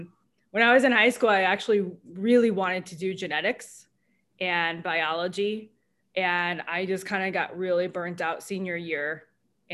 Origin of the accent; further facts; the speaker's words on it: Naperville, Illinois, United States; also born or lived in Oak Park / Oswego; now in Chicago, United States; From Chicagoland area. I grew up in Naperville.